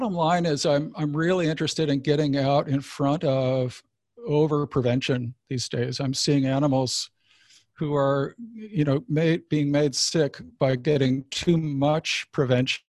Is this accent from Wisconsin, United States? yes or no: yes; Wisconsin, United States; I moved back to my home state of Wisconsin